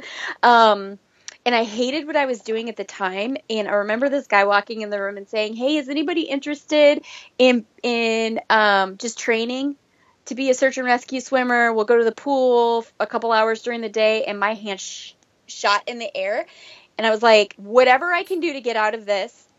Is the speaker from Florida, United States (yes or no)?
no; Minnesota, United States; moved away as an adult; I was actually born and raised in Minnesota.